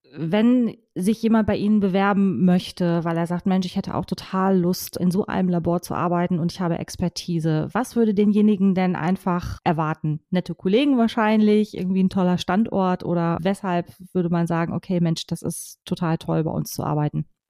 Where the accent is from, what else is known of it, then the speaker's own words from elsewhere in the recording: Hanover, Lower Saxony, Germany; Ich komme aus Hannover